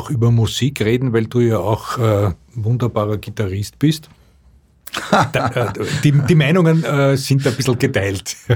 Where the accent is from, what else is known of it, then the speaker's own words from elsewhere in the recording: Austria; In Deutschland sagt man einwecken. Bei uns in Österreich sagt man nicht einrechsen